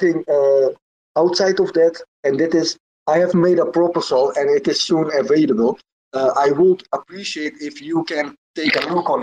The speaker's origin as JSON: {"language": "English", "country": "Netherlands", "second_language": "English", "said": "I am from Netherlands, but also Turkish background. And the problem is my English is not that good"}